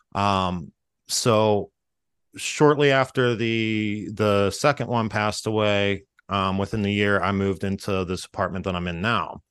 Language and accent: English; Freeport, Pennsylvania, United States; I grew up in Freeport, uh, which is a, a very small town.